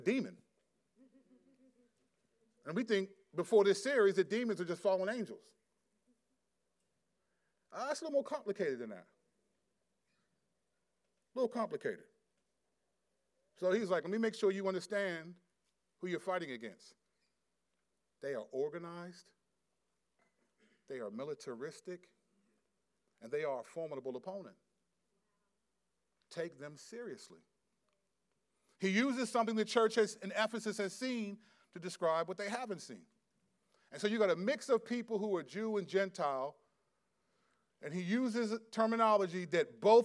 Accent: United States; we're American

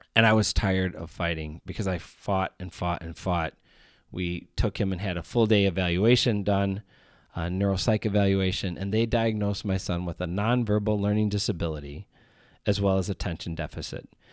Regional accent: Chicago, Illinois, United States; I am from Chicago, Illinois.

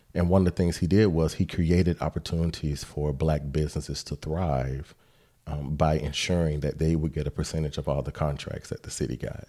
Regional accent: Decatur, United States; I grew up in Decatur

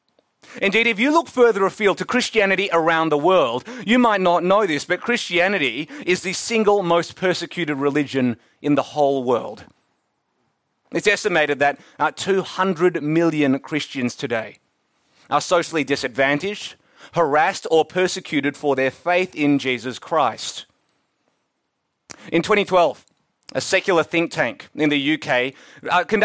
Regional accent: Melbourne, Victoria, Australia; I'm from Melbourne, now the second most livable city in the world

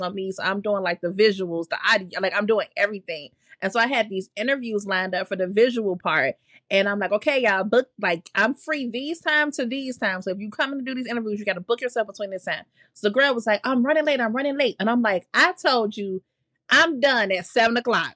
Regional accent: Chicago, Illinois, United States; as a Chicagoan

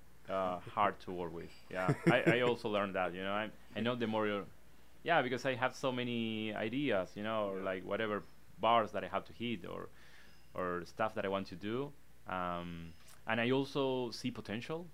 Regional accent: Argentina; English is a second language; moved away as an adult; now in Los Angeles, United States; I come from Latin America, and that I feel it's a big part of me

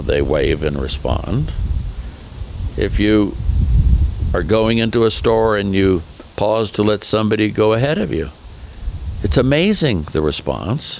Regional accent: Oakland, California, United States; now in Windsor, Colorado, United States; I'm a guy from East Oakland

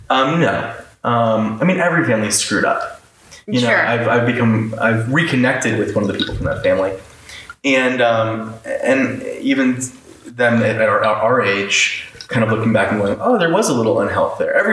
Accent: Orlando, Florida, United States; moved away as an adult; now in Los Angeles, United States; I grew up in Orlando the whole time. Right. I only moved away nine months ago.

